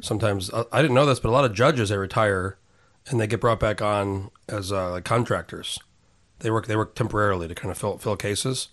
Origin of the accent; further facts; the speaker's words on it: Albuquerque, New Mexico, United States; moved away as an adult; also born or lived in San Diego; I was raised in New Mexico, in Albuquerque